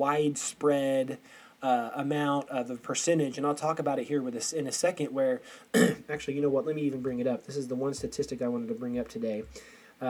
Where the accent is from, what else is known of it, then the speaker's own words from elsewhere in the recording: Aurora, Missouri, United States; I'm from Aurora, Missouri, and it is white as can be